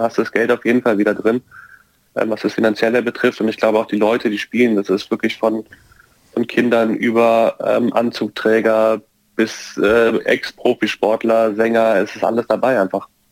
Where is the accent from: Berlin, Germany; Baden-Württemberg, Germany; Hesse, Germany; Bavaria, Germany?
Bavaria, Germany; Bayreuth; accent: Franconian; weil ich aus der fränkischen Seite von Bayern komme. Ich komme aus Bayreuth